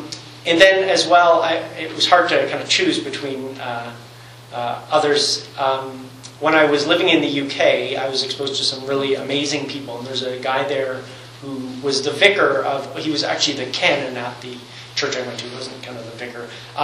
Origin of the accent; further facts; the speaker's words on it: Newfoundland and Labrador, Canada; born there; I am a Newfoundlander. I was born in Newfoundland, but two American parents. So I'm actually the only natural-born Canadian in my family.